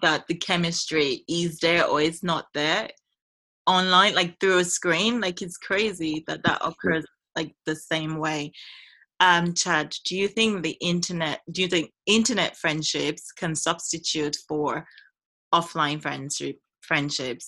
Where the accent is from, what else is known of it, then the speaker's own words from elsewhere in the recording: Nigeria; I love living in this country and I love being a Nigerian